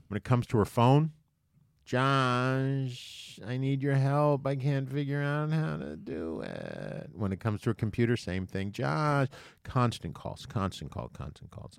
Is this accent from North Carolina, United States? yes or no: no; New York, United States; I am from New York for the most part